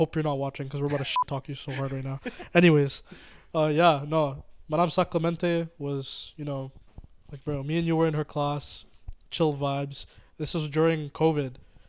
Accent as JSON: {"language": "English", "country": "Mauritius", "said": "sorry guys, I'm from Mauritius, just putting that out there."}